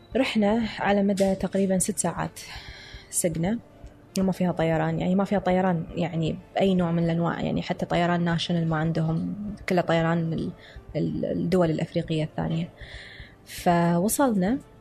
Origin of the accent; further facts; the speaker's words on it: Kuwait; قال لي انت من وين قلت له من الكويت